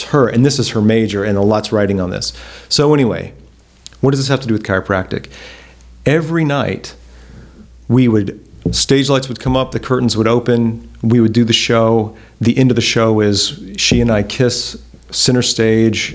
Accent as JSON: {"language": "English", "town": "Montgomery", "region": "Alabama", "country": "United States", "tie": "born or raised there", "said": "Huntington College, which was in my hometown, and I had no plans of going to Huntington College. I had already like applied to other schools. I was planning to get out of Montgomery."}